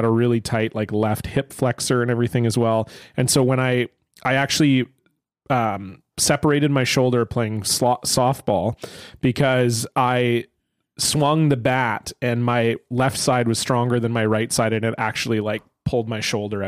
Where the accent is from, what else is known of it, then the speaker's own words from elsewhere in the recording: Ontario, Canada; moved away; I grew up in Ontario